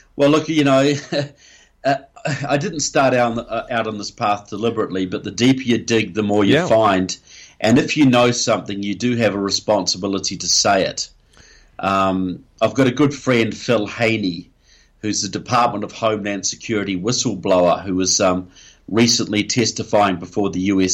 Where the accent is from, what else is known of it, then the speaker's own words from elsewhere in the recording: New Zealand; I'm from New Zealand